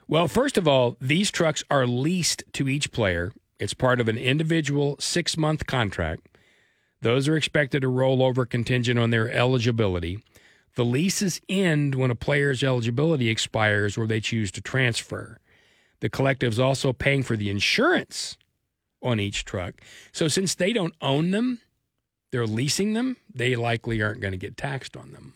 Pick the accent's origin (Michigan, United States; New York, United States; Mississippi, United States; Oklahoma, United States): Oklahoma, United States; Muskogee; It's actually my hometown